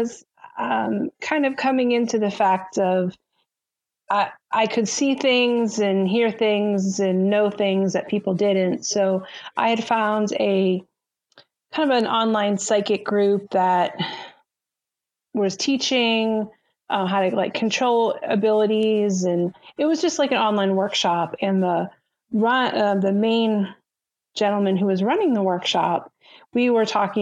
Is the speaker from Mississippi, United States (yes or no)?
no; Massachusetts, United States; moved away; My husband and I, we're both from Massachusetts